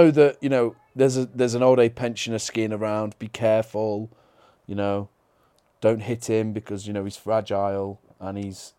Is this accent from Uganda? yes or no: no; United Kingdom; because I'm British